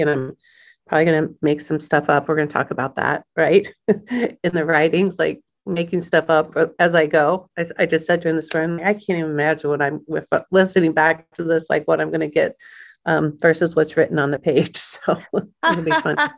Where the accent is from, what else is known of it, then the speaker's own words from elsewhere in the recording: Kansas City, United States; Born and raised in Kansas City